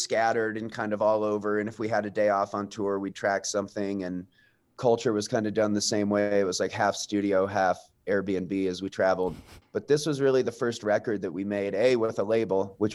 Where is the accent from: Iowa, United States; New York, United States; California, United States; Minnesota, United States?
Iowa, United States; Des Moines; moved away as an adult; also born or lived in Chicago; now in Montana, United States; I grew up in Des Moines. I was born out here in Montana, but I grew up in Des Moines. We moved there when I was about 8